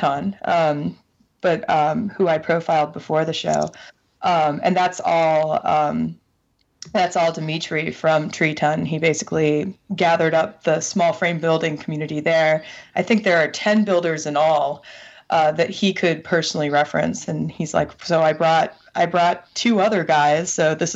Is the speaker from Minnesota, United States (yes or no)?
yes; Minneapolis, Minnesota, United States; we're from Minneapolis